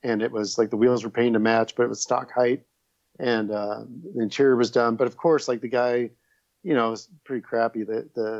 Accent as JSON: {"language": "English", "town": "Los Angeles", "region": "California", "country": "United States", "tie": "born or raised there", "also_born_or_lived": "Culver City, California", "lives_now": "Burbank, United States", "said": "I grew up in Northridge, California"}